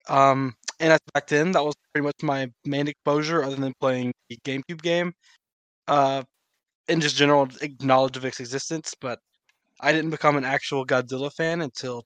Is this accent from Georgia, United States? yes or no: yes; Georgia, United States; I'm from Georgia